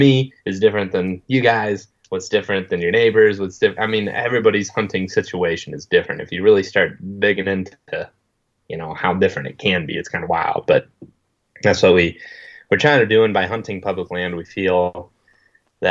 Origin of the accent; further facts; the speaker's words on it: Western Ohio, United States; I grew up in Western Ohio, where it's like really, really flat